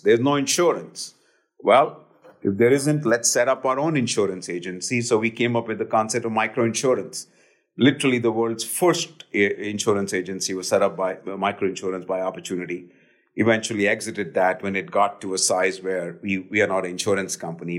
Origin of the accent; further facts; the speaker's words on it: Delhi, India; now in United States; I grew up in India